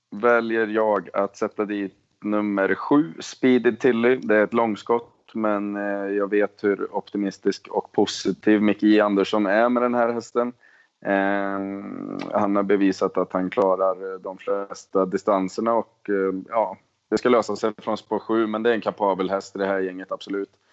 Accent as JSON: {"language": "Swedish", "country": "Sweden", "moved": "yes", "said": "precis som hemma i Sverige"}